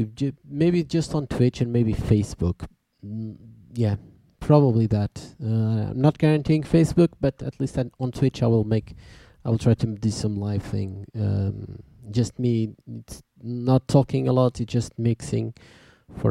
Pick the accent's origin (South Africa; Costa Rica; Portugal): Portugal; we are from Portugal